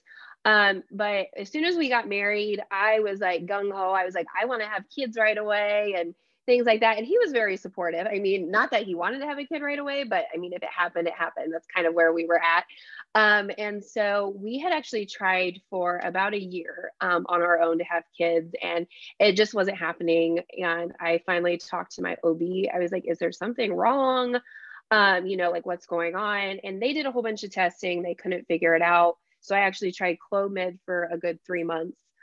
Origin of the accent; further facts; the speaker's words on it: Celina, Ohio, United States; moved away as an adult; now in Oxford, United States; So I am originally from Salina, Ohio. So it's a very small town